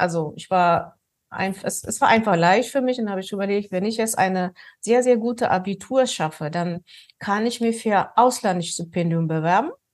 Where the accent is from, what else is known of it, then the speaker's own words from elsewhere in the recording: Ethiopia; moved away; Ich bin, ähm, aus Ostafrika, in Äthiopien bin ich geboren